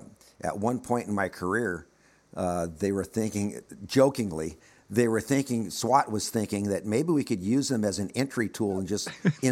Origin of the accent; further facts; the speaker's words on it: Los Angeles, California, United States; in the area where I grew up. I was born and raised in the Valley. And keep in mind, when I say the Valley, we're talking about a sub that's part of Los Angeles, but it's a suburb of Los Angeles.